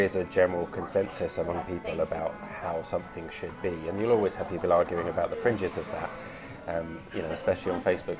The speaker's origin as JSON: {"language": "English", "town": "Brighton", "region": "South East England", "country": "United Kingdom", "tie": "born or raised there", "also_born_or_lived": "Limerick", "moved": "yes", "said": "I grew up in Brighton"}